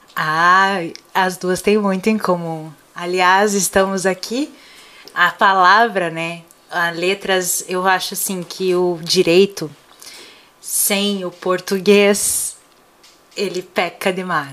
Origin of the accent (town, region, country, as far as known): Paraná, Brazil; accent: Paraná